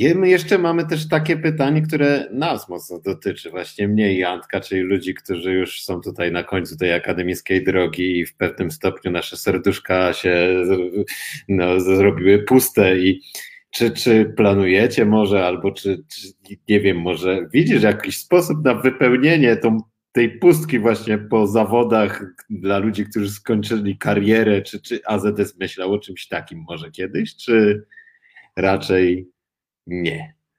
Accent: Silesian Voivodeship, Poland; jako Ślązak

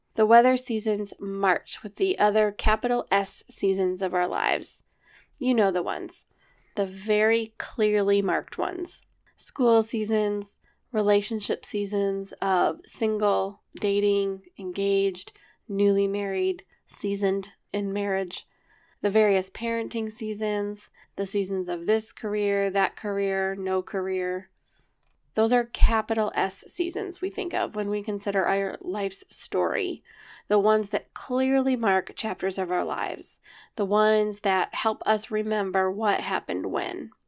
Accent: Rochester, New York, United States; I was born at Genesee Valley Hospital in Rochester, New York. my great-grandparents settled here

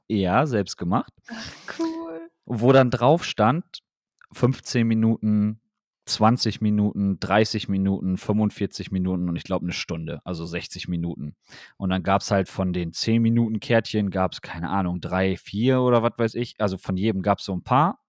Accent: Wilhelmshaven, Lower Saxony, Germany; ich komme ja aus Wilhelmshaven

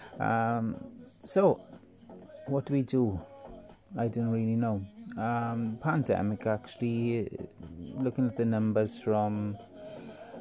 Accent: Wales, United Kingdom; I'm the Welshman

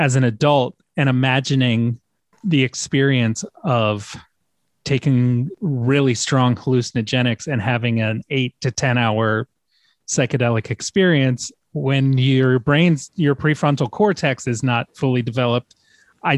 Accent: Norfolk, Virginia, United States; I grew up in Norfolk, Virginia, and I went to high school from 94 to 98

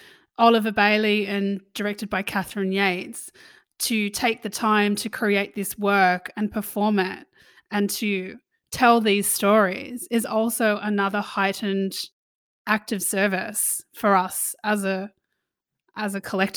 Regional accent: Sydney, New South Wales, Australia; now in Melbourne, Australia; I'm from Sydney, man.

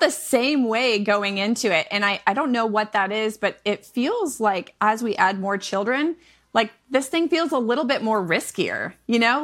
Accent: Michigan, United States; moved away; I am a Midwest mama of seven. I'm originally from Michigan

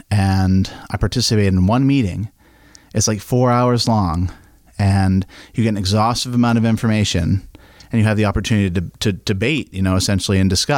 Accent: Camden, Maine, United States; Yeah, I was born in Glen Cove, Maine, Penn Bay Medical Center.

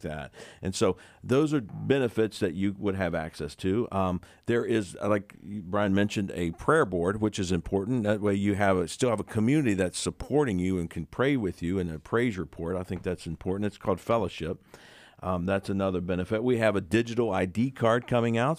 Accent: West Virginia, United States; we're from the West Virginia area

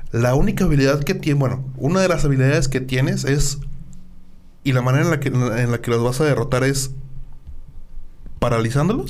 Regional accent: Mexico; llena de orgullo como mexicano

